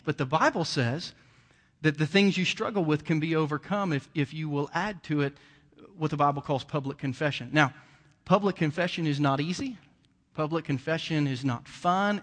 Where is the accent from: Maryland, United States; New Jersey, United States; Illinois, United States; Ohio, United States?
Ohio, United States; Bainbridge; moved away; also born or lived in Jackson County, Missouri; I grew up in Southern Ohio and a redneck town, um, you know, and, and just was an old country boy from Bainbridge, Ohio